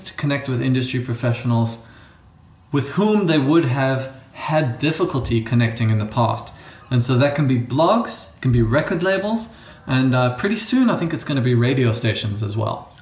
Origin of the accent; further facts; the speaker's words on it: South Africa; accent: borders between American and something else, which is South African; moved away; also born or lived in United States; I grew up in South Africa